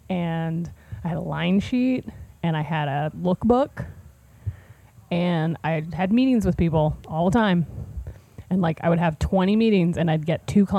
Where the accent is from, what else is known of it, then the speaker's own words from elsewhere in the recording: Cincinnati, Ohio, United States; Like, I'm just gonna be like, hi, I'm 24 years old. I'm from Cincinnati, Ohio. I really like letters.